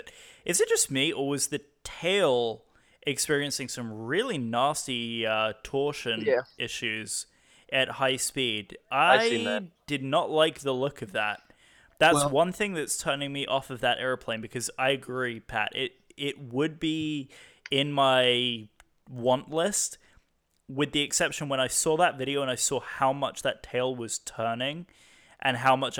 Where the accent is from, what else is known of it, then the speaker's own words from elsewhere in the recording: United Kingdom; I'm a Brit